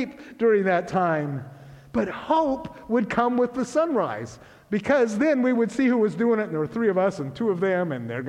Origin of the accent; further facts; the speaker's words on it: Grays Harbor, Washington, United States; I grew up in Grace Harbor